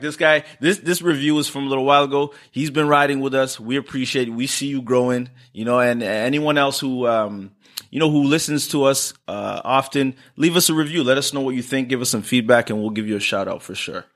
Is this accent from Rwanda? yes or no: yes; Rwanda; I'm from Rwanda